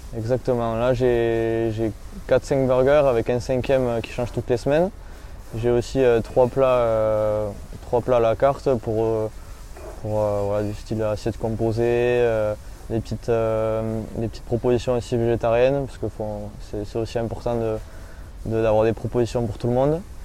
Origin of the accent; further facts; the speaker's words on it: Bagnères-de-Bigorre, Occitania, France; moved away as an adult; now in Bayonne, France; je suis originaire de, Bagnères de Bigorre.